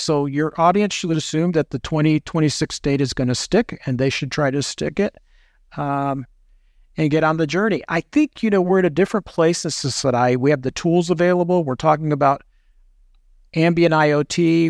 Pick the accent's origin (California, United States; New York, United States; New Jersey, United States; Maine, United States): New York, United States; New York City; I was born in Manhattan, uh, and then moved outside of the city. So, uh, I'm a New Yorker by birth and still identify as a New Yorker